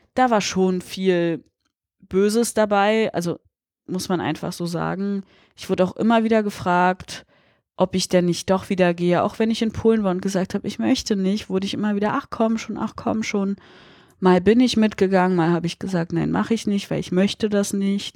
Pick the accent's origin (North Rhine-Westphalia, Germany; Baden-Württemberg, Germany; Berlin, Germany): Berlin, Germany; Ich komme aus Berlin, Friedrichshain, aufgewachsen, lebe hier auch immer noch.